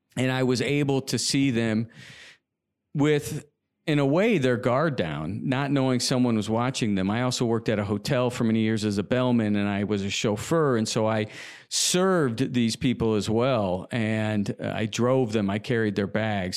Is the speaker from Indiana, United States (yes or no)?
yes; Indianapolis, Indiana, United States; moved away as an adult; also born or lived in Los Angeles; being born and raised in Indiana